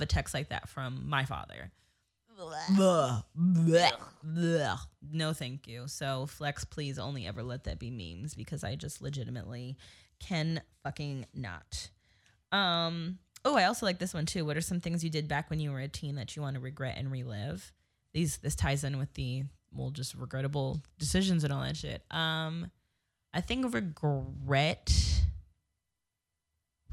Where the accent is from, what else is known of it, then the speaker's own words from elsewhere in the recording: New Jersey, United States; moved away; I grew up in New Jersey my whole life